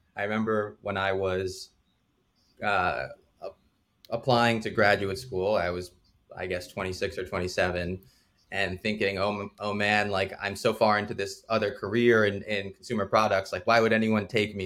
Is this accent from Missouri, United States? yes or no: no; New Jersey, United States; I grew up in New Jersey